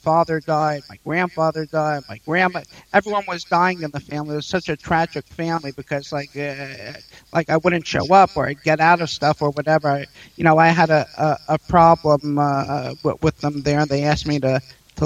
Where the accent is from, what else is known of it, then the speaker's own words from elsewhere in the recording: New York City, New York, United States; also born or lived in Israel; I was born in Queens, New York, and I grew up there